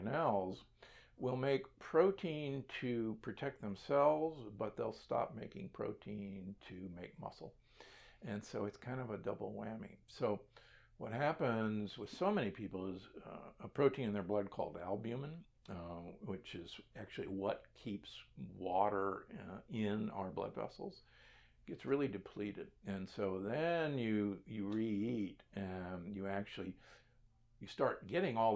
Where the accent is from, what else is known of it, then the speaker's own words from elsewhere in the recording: Nebraska, United States; I grew up in Nebraska